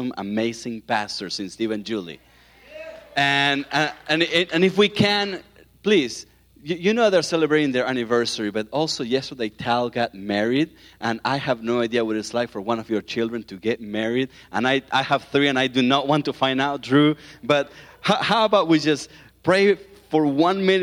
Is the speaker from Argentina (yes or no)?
yes; Argentina; accent: southern accent; moved away; that's where I'm from Argentina